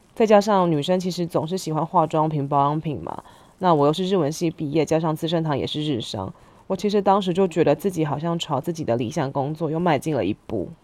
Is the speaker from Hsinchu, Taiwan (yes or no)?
yes; Hsinchu, Taiwan; moved away as an adult; also born or lived in Taipei; 虽然出生在台北，但我在新竹住了十年，大学的时候搬回来念书